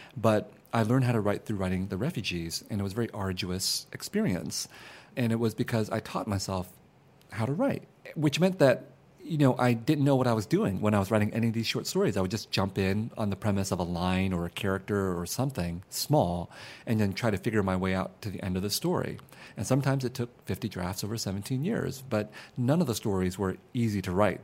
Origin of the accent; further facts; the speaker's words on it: San Jose, California, United States; also born or lived in Vietnam; I grew up in San Jose in a very mixed neighborhood of Vietnamese refugees and Mexican Americans